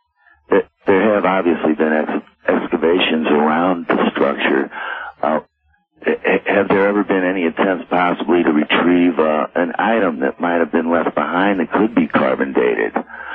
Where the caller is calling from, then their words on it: St. Louis, Missouri, United States; I'm calling from St. Louis, Missouri.